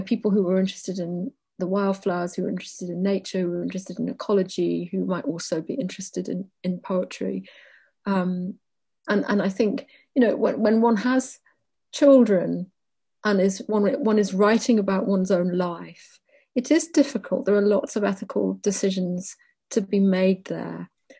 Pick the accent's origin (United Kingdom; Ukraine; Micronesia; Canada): United Kingdom; Wales; And I suppose I locate myself as a Welsh person alongside Ireland.